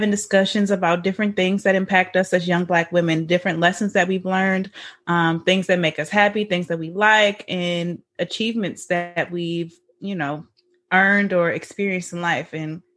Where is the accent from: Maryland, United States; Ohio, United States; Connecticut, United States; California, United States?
Maryland, United States; Baltimore; moved away as an adult; now in Atlanta, United States; I'm actually from Baltimore. So when I go home to Baltimore, I can leave my parents' house